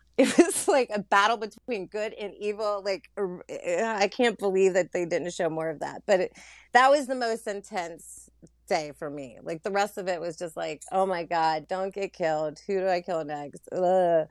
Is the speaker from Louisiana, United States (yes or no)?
yes; Louisiana, United States; moved away; also born or lived in Florida / California / Brooklyn; born in Florida, raised in Louisiana, and mostly lived in California for, like, uh, ten, eleven, twelve years before I moved to Brooklyn